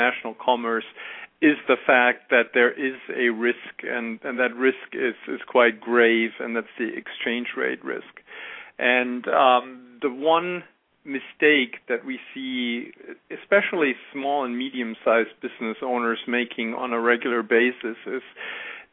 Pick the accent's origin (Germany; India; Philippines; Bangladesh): Germany; accent: German; English is a second language; moved away as an adult; now in United States; As you can hear from my accent, I am German. I grew up in Germany and went to university there